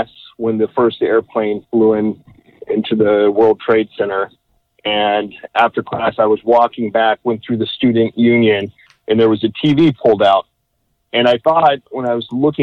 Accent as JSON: {"language": "English", "town": "Las Vegas", "region": "Nevada", "country": "United States", "also_born_or_lived": "Potsdam, New York", "moved": "as an adult", "said": "I'm originally from Las Vegas, Nevada"}